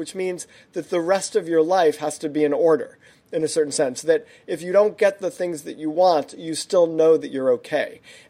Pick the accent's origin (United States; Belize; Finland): United States; New York; I'm from New York originally.